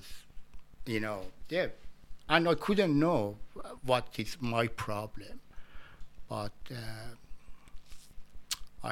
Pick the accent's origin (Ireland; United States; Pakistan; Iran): Iran; English is a second language; moved away as an adult; now in Australia; I came from Iran in 2012 or 13